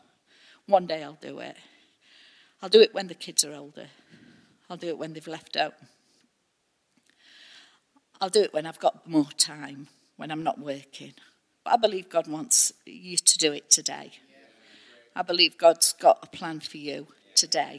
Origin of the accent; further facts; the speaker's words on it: United Kingdom; we're so British